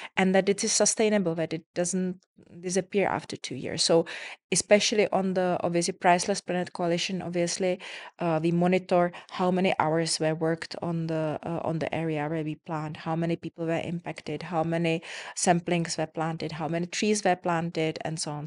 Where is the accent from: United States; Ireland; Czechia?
Czechia; now in Dubai, United Arab Emirates; I come from Czech Republic